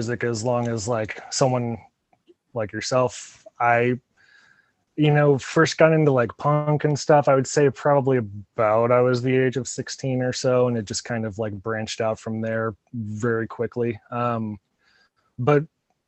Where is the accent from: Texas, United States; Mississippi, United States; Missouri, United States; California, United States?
Missouri, United States; Independence; I grew up in Independence